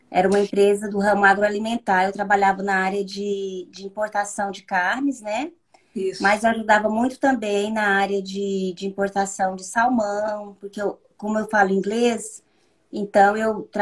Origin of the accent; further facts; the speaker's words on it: Tocantins, Brazil; moved away as an adult; also born or lived in Ribeirão Preto, São Paulo; now in France; voltei para o meu estado de origem, que é o Tocantins.